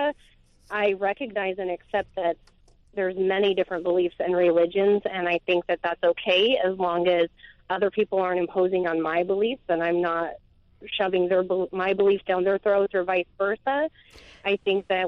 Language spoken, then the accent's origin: English; Idaho, United States; I'm from a small town in Idaho